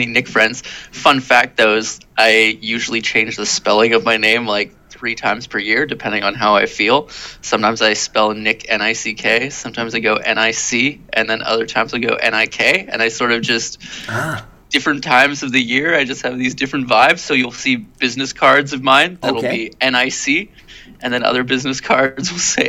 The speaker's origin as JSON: {"language": "English", "town": "Shawnigan Lake", "region": "British Columbia", "country": "Canada", "tie": "born or raised there", "also_born_or_lived": "Victoria / Cobble Hill / Vancouver / Surrey", "said": "grew up pretty much in like Cobble Hill and then a short stint in Vancouver and then fully matured in Shawnigan Lake."}